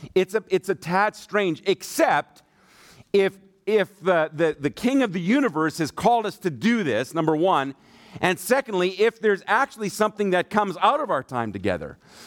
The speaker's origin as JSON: {"language": "English", "country": "Germany", "tie": "born or raised there", "said": "My dad is an evangelist, and so I grew up in Germany. My mom and dad were missionaries there"}